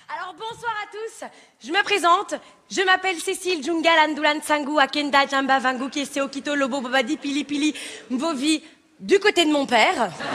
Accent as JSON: {"language": "French", "country": "Belgium", "said": "en tant que petite Belge qui voulait, euh, démarrer, euh, l'humour"}